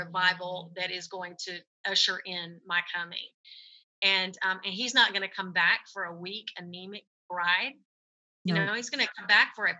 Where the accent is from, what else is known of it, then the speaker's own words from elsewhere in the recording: United States; we as American Christians